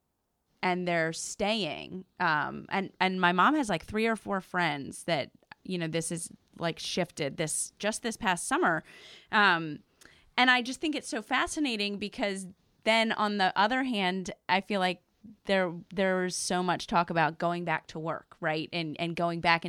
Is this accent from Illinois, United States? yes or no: no; outside Philadelphia, Pennsylvania, United States; moved away; I grew up outside Philadelphia